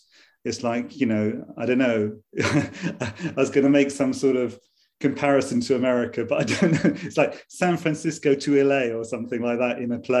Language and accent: English; London, United Kingdom; now in Bologna, Italy; because I'm from London originally